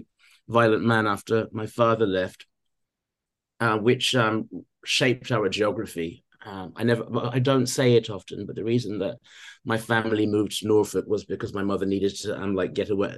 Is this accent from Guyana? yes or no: yes; Guyana; now in United Kingdom; I lived in my mother's country, but I wasn't of my mother's country, and so I observed from the outside. And Christianity became a security blanket whilst I was living there